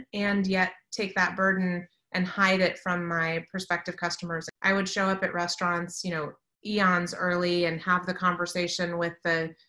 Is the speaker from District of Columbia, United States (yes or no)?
yes; Washington, District of Columbia, United States; I grew up in the Washington, D.C. area